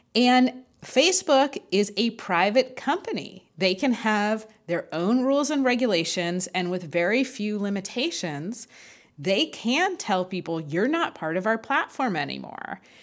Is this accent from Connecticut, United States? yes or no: no; Los Angeles, California, United States; We're both Angelinos. I was born in Los Angeles.